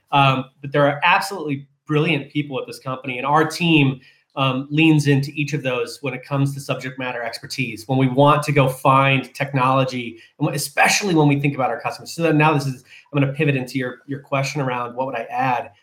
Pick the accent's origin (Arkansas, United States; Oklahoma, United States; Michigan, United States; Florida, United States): Michigan, United States; Jackson; moved away as an adult; also born or lived in San Diego, California; growing up in Michigan.